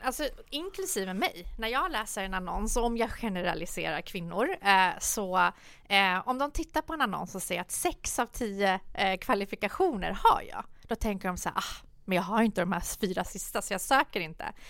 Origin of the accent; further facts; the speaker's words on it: Solna, Stockholm County, Sweden; när jag kom, vi bodde större delen eh, i, i Solna. Och ja. det som var positivt på den tiden eh, var ju att det var väldigt mixed i Solna då